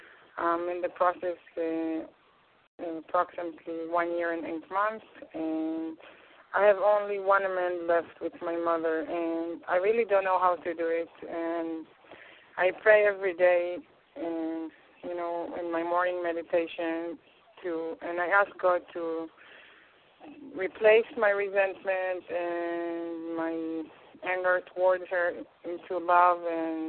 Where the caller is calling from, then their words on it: Israel; English is a second language; I'm speaking from Israel.